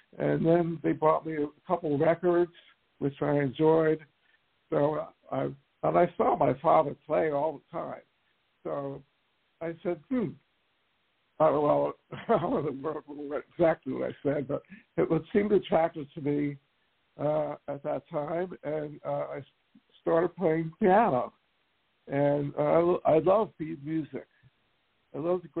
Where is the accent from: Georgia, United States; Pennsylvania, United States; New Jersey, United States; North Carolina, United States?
New Jersey, United States; Willingboro; I'm from New Jersey, and that's where I grew up